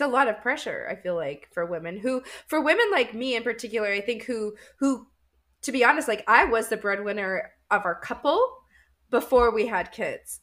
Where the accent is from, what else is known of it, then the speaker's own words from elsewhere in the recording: Winnipeg, Manitoba, Canada; I'm from Winnipeg, Canada